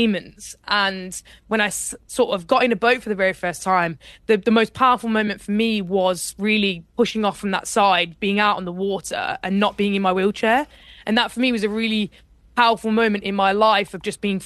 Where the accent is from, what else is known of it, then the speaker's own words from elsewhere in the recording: Birmingham, West Midlands, United Kingdom; I grew up in Birmingham, and in Birmingham you don't really do rowing